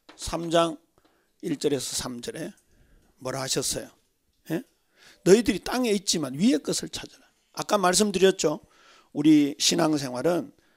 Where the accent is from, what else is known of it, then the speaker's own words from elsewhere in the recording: Daegu, South Korea; 저는 더군다나 대구 출신이잖아요.